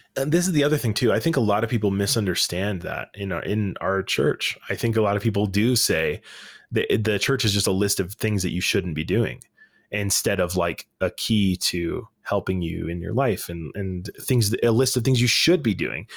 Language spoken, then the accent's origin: English; Salt Lake City, Utah, United States; I grew up in Salt Lake City